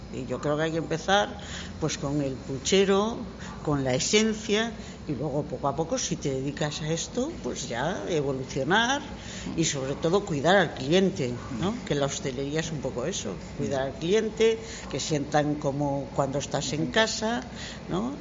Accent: Vigo, Galicia, Spain; yo soy de aquí, soy de Bouzas

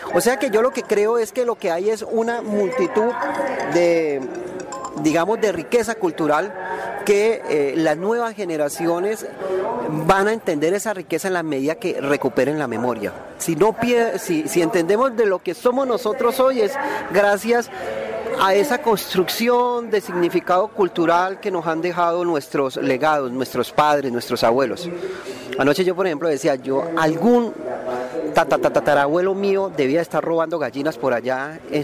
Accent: Colombia

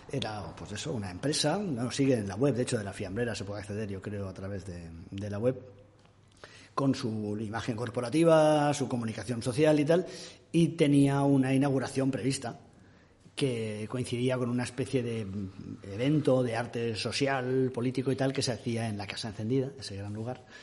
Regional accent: Castellón, Valencian Community, Spain; que soy de Castellón.

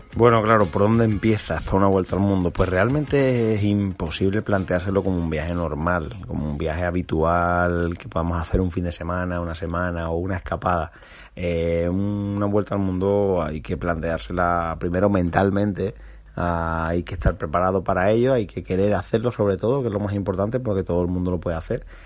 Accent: Cádiz, Andalusia, Spain; muy de mi tierra, de Gadi

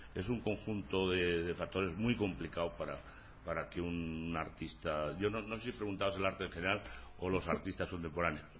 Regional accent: San Lorenzo de El Escorial, Community of Madrid, Spain

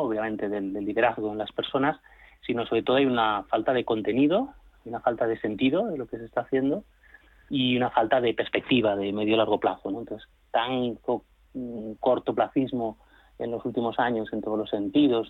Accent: Catalonia, Spain; now in Madrid, Spain; Aunque soy catalán, soy del Madrid

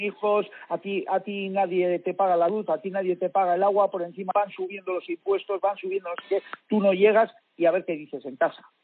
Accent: Basque Country, Spain; yo vengo del País Vasco

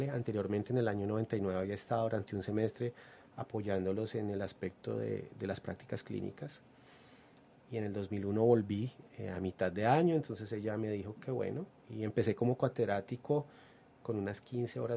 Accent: Ibagué, Tolima, Colombia; born there; also born or lived in Bogotá; now in Pereira, Colombia; Nací en Ibagueto, Lima, estudié en Bogotá y hace aproximadamente 14 años estoy acá en la ciudad de Pereira.

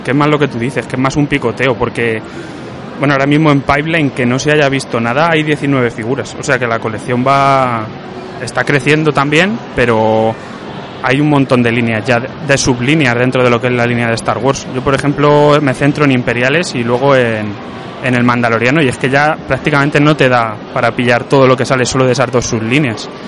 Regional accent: Albacete, Castilla-La Mancha, Spain; soy de aquí de Albacete

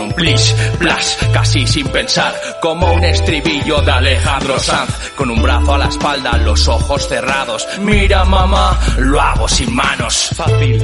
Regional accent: Spain; somos españoles

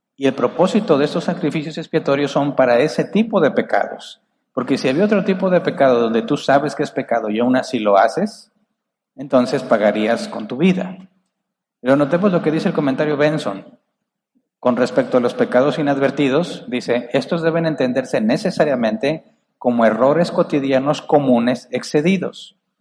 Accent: Monterrey, Nuevo León, Mexico; acá los, los de Monterrey somos muy agresivos al hablar

